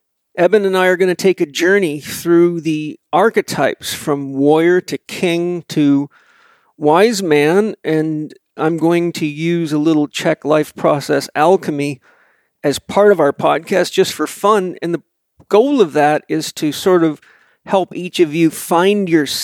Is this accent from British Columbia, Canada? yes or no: yes; Vancouver Island, British Columbia, Canada; a crazy guy from a farm on Vancouver Island.